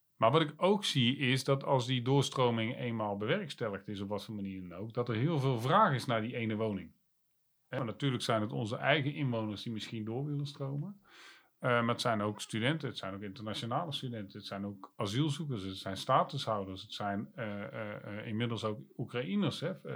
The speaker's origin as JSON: {"language": "Dutch", "town": "Breda", "region": "North Brabant", "country": "Netherlands", "tie": "born or raised there", "said": "geboren en getogen in Breda"}